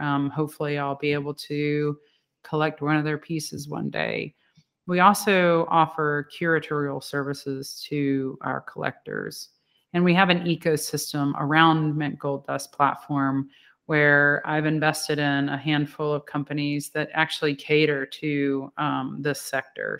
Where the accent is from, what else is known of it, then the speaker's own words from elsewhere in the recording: Louisiana, United States; I'm from Louisiana